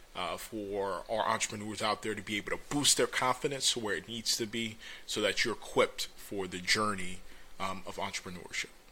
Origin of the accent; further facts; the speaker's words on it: Orlando, Florida, United States; I was born and raised in Orlando.